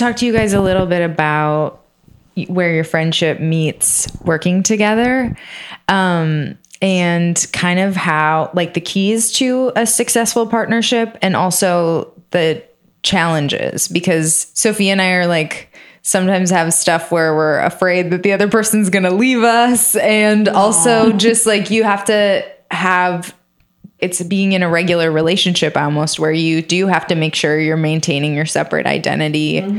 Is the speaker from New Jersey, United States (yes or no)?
no; Minnesota, United States; I grew up in the Midwest. Like, there was a lot of stuff that was normal in rural Minnesota